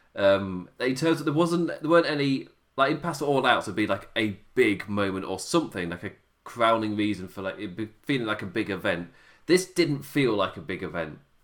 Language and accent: English; England, United Kingdom; me being English